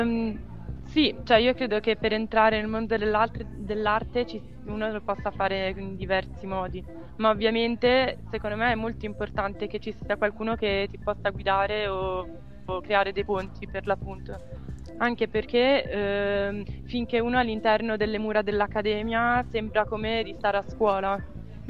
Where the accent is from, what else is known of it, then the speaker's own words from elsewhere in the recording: Bologna, Emilia-Romagna, Italy; also born or lived in Florence; sono di Bologna